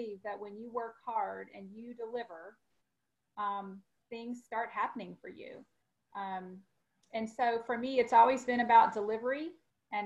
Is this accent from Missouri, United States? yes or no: yes; St. Louis, Missouri, United States; moved away as an adult; also born or lived in Springfield, Missouri; now in Dallas, United States; I grew up in the St. Louis area and relocated to Dallas after I graduated from college.